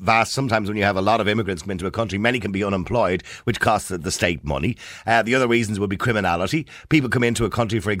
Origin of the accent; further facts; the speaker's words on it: Ireland; we're Irish people. Because it is our country. We live in our country